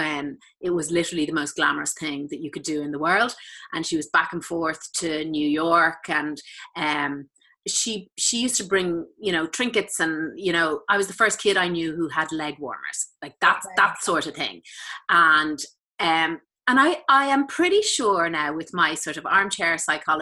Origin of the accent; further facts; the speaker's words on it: Malahide, Leinster, Ireland; I grew up in Malahide in North County Dublin, right beside the sea.